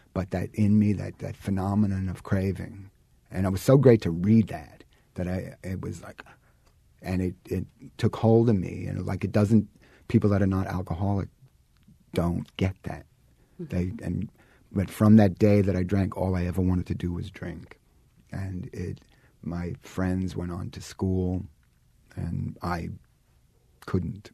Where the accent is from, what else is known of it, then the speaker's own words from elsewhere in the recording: New York City, New York, United States; I grew up in Brooklyn